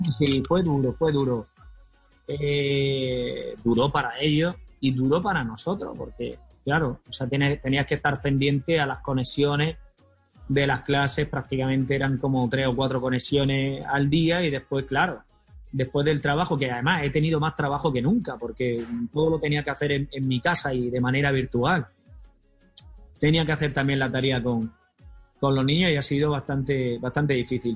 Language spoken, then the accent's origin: Spanish; Almería, Andalusia, Spain; ya pudimos viajar a mi tierra natal, a Almería